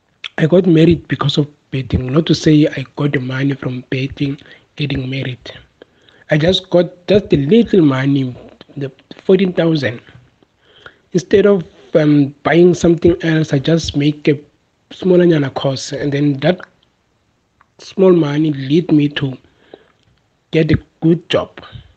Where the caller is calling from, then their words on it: Centurion, Gauteng, South Africa; Hi Tabiso … I'm calling from Centurion.